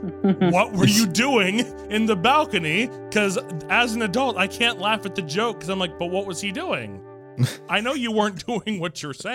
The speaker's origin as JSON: {"language": "English", "town": "New York City", "region": "New York", "country": "United States", "tie": "born or raised there", "said": "I grew up in Brooklyn."}